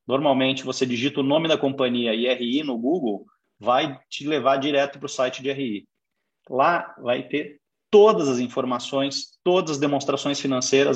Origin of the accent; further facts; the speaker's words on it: Curitiba, Paraná, Brazil; also born or lived in São Paulo; sou de São Paulo, me criei em Curitiba, fiz toda a carreira aqui